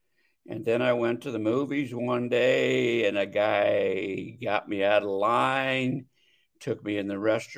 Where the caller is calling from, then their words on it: Scottsdale, Arizona, United States; Scottsdale, Arizona.